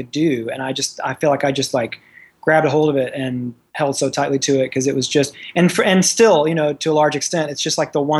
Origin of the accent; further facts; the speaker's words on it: Memphis, Tennessee, United States; I grew up in Memphis, Tennessee, and so in the South